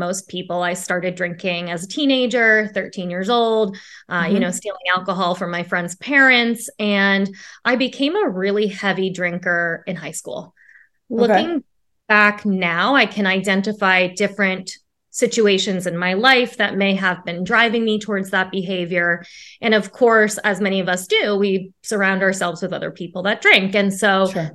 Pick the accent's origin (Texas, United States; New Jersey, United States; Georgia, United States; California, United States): New Jersey, United States; Jersey Shore; moved away as an adult; now in New York City, United States; I'm originally from the Jersey Shore, so not too far from friends and family, but have lived in New York City for about 5 years